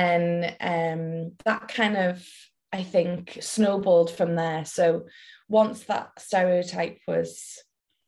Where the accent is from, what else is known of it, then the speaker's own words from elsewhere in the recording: Welsh, Wales, United Kingdom; moved away as an adult; now in Liverpool, United Kingdom; We're based in Liverpool, and I went to uni in Liverpool, but I'm Welsh